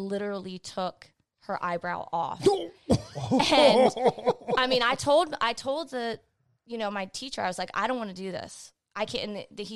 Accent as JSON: {"language": "English", "town": "Laurel", "region": "Maryland", "country": "United States", "tie": "born or raised there", "said": "I'm from PG County."}